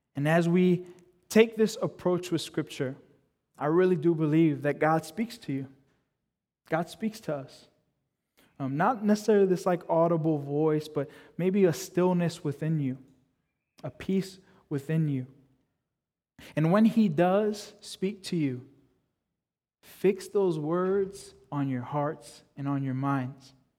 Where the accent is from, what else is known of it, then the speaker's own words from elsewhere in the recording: United States; I'm a first generation kid, so I was born in the States. My parents were born in the Dominican Republic.